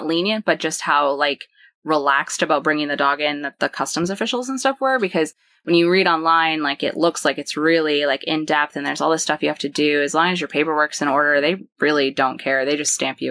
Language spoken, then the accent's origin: English; Maine, United States; moved away; we grew up in Maine